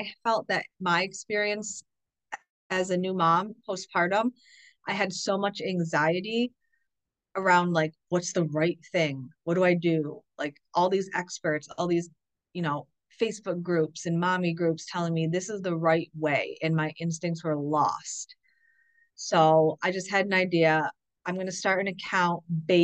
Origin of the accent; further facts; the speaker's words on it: upstate New York, United States; we were moving back here to where we're from, which is in upstate New York